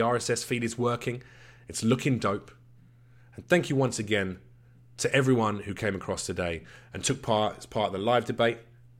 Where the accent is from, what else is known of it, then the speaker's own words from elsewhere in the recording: London, United Kingdom; And I'm a boy from the East End of London. All right, sure, I had a reasonable upbringing.